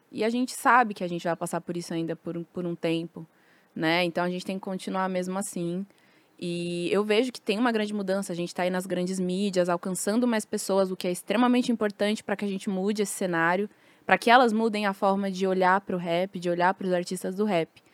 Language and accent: Portuguese; São Paulo, Brazil; Nasci em São Paulo, em Santo Amaro, na, na Sul.